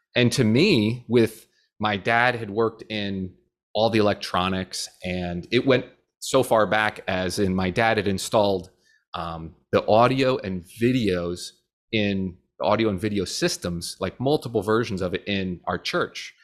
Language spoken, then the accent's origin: English; New Jersey, United States; moved away as an adult; now in Florida, United States; we grew up in New Jersey